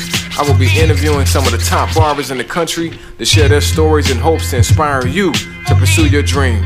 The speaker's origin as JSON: {"language": "English", "town": "Chicago", "region": "Illinois", "country": "United States", "tie": "born or raised there", "said": "I am born and raised in Chicago, Illinois, made wood stand up. I am a husband of 16 years and a father of 2 amazing sons."}